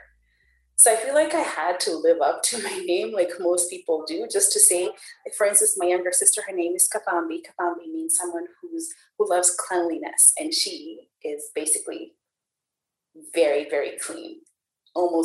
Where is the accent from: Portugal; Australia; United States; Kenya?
Kenya; now in Calgary, Canada; So I was born and raised in Kenya. Kenya is my home.